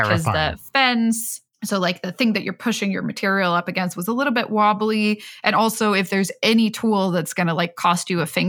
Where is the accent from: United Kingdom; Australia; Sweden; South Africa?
Sweden; Stockholm, Stockholm County; English is a second language; moved away as an adult; now in San Francisco, United States; I grew up in Stockholm and I spent most of my life in Stockholm. And there, like the public transport is just so amazing. There was very few times where I really had to. And then I moved to San Francisco